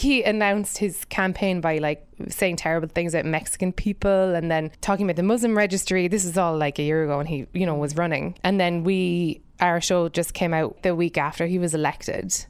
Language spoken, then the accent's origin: English; Ireland; moved away as an adult; now in United States; being an immigrant myself, I think 'cause I'm white and I'm Irish